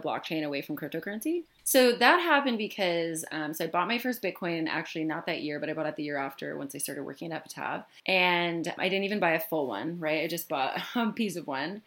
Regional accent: Michigan, United States; where I grew up in Michigan

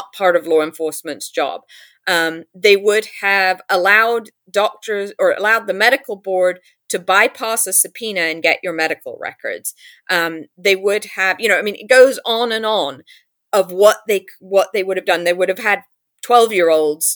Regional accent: London, United Kingdom; also born or lived in New York; now in California, United States; I grew up in London

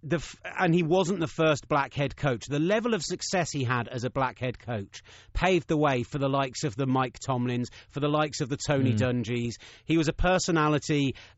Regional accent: United Kingdom; I'm too British. I couldn't go, woo, yeah!

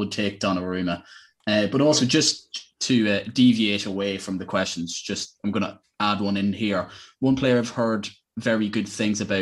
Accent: Ireland; we're Irish

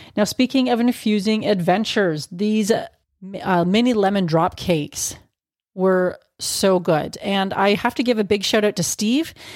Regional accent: Canada; as a Canadian

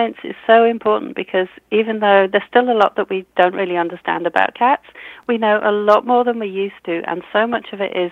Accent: United Kingdom; accent: British; You can tell I'm British from my accent.

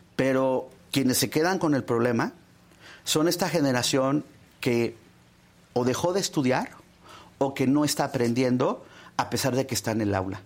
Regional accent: State of Mexico, Mexico; yo soy del Estado de México

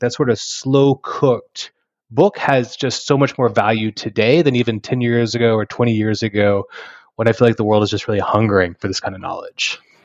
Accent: Texas Panhandle, United States; moved away as an adult; now in Oklahoma, United States; having grown up in Texas, Panhandle

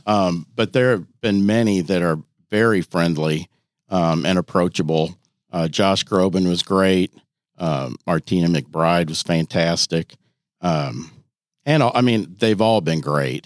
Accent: Iowa, United States; moved away as an adult; now in Louisville, United States; I'm from Iowa originally

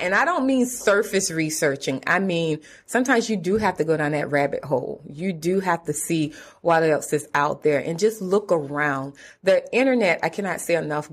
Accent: South Carolina, United States; moved away as an adult; also born or lived in Atlanta; So I am originally from South Carolina, mm-hmm. a rural area in South Carolina.

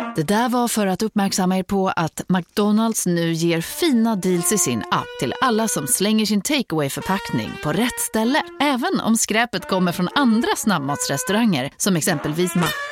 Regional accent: Stockholm, Stockholm County, Sweden; jag växte upp i Hässelby

